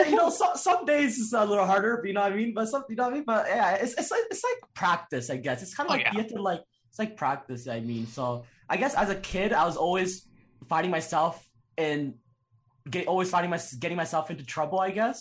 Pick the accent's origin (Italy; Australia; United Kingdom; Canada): Canada; Toronto, Ontario; also born or lived in Calgary; I was born Calgary, and oh. then I oh. lived in Toronto my whole life